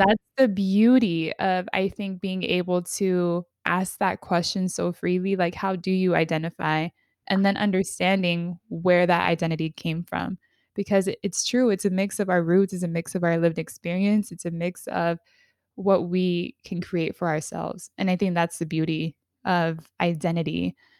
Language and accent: English; California, United States; I grew up in California, like, California through and through